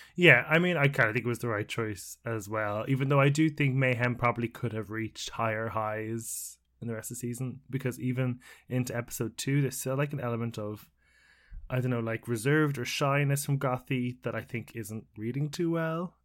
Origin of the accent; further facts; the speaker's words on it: Ireland; as an Irishman